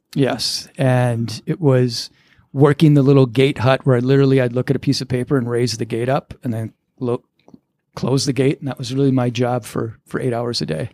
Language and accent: English; Lakeville, Minnesota, United States; moved away as an adult; now in New York, United States; Born and raised, grew up in Lakeville, Minnesota